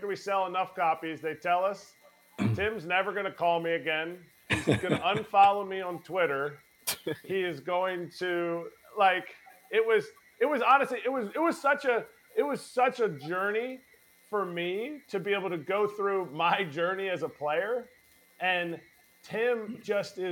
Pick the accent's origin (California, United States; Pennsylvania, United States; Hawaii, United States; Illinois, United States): Pennsylvania, United States; Telford; my hometown where we live